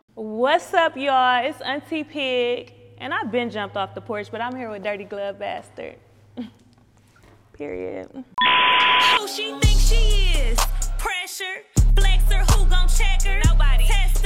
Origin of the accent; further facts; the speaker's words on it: Cleveland, Ohio, United States; I'm from St. Clair